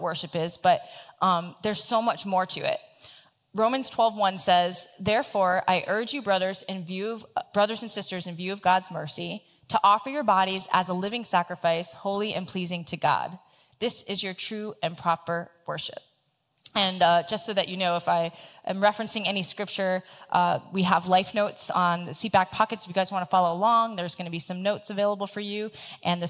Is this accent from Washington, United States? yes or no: no; South Florida, United States; the church that I grew up with in South Florida